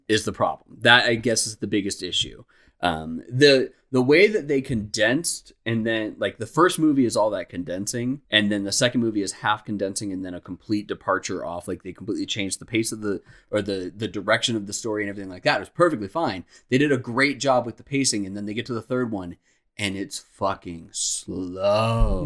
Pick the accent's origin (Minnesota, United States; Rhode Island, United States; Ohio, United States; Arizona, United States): Arizona, United States; Phoenix; we're from Phoenix, Arizona